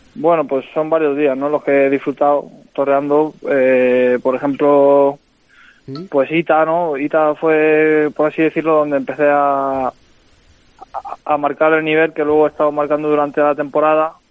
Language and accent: Spanish; Los Santos de la Humosa, Community of Madrid, Spain; also born or lived in Guadalajara; Yo soy de, sí, de un pueblo de Madrid que se llama Los Santos de la moza. Está muy cerca de Alcalá de Henares